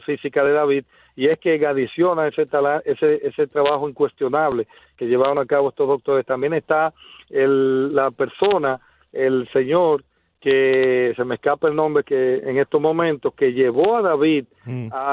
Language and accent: Spanish; Dominican Republic; uno como dominicano